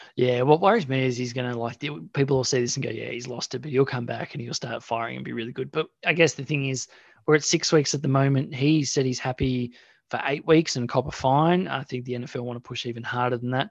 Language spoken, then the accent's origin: English; Australia; we're Australian.